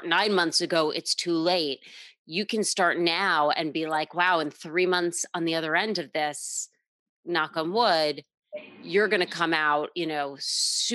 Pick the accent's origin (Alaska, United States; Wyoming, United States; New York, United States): New York, United States; as a New Yorker